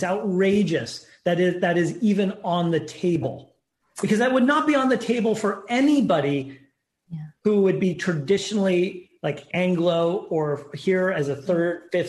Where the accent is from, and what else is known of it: California, United States; moved away